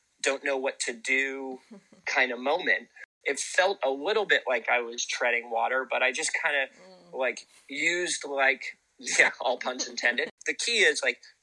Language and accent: English; Santa Cruz, California, United States; also born or lived in Capitola, California; I grew up in Santa Cruz, which is a town of kind of like great watermen.